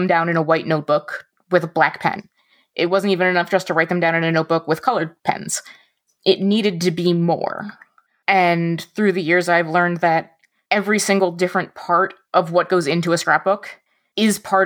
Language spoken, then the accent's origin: English; New Jersey, United States; now in Michigan, United States; And I grew up in North Jersey, right outside New York City. And now I live in the middle of Michigan.